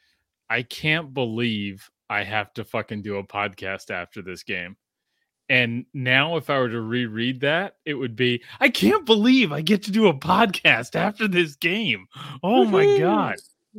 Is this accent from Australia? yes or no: yes; Australia; because I grew up in Australia, and like, can you do an Australian accent?